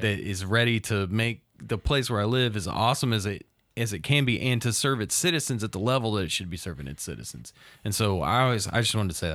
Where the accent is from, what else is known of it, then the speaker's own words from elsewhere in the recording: the South, United States; a person that's from here and from the South